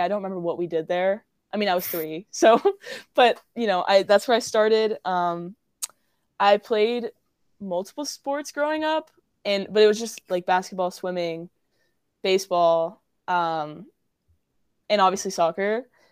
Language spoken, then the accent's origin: English; Cary, North Carolina, United States; I'm local. I'm from Cary, North Carolina